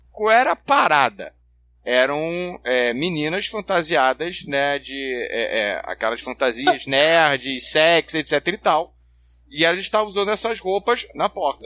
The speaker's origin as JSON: {"language": "Portuguese", "region": "Rio de Janeiro", "country": "Brazil", "said": "eu sou, eu sou carioca"}